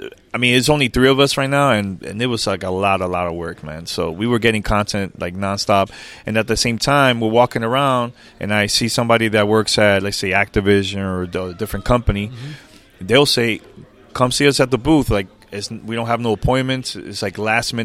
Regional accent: New York, United States; moved away; I'm originally from New York

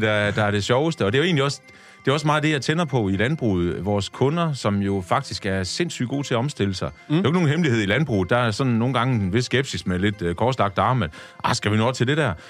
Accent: Tjæreborg, Southern Denmark, Denmark; Der er jeg født og opvokset

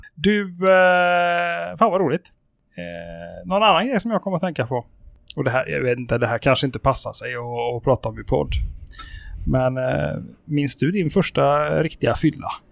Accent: Sweden; also born or lived in Spain; jag bodde ju i ett par år i Spanien under min uppväxt. Mm. Och i Spanien så är ju reglerna helt annorlunda än eh, här hemma i Sverige

